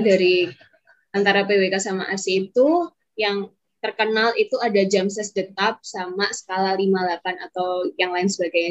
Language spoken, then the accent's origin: Indonesian; Surakarta, Central Java, Indonesia; asalku dari Solo